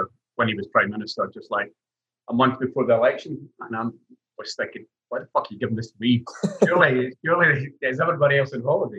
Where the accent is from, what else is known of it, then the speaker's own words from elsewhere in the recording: Stirling, Scotland, United Kingdom; it's my hometown